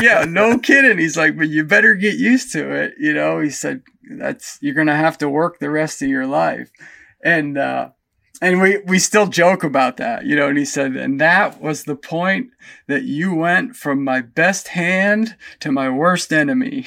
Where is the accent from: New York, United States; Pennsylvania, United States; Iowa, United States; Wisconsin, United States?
Pennsylvania, United States; moved away; I grew up back in Pennsylvania on about fifty acres that was surrounded by state forest and state game lands